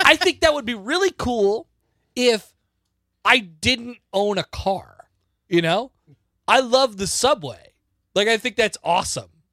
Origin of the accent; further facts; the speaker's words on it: White Plains, New York, United States; now in Lincoln, Nebraska, United States; I was born in White Plains, New York, which is not actually in the city